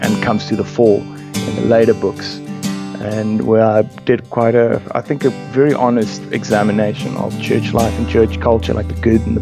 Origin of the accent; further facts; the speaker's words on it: South Africa; also born or lived in United Kingdom; growing up in South Africa.